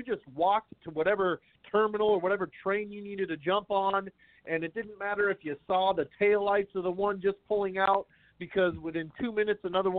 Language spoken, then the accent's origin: English; San Jose, California, United States; I grew up in San Jose and here in the Bay Area